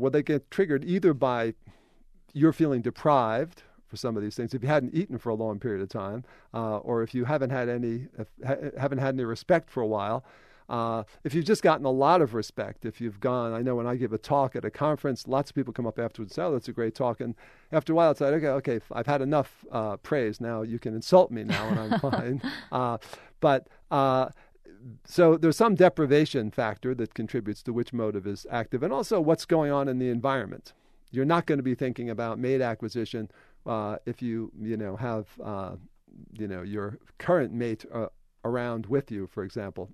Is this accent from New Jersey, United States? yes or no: no; New York, United States; when you grow up in New York, that matters